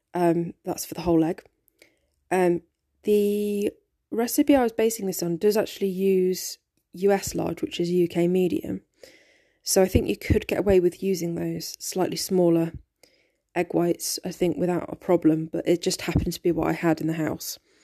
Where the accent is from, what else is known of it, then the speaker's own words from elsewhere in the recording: United Kingdom; growing up in Britain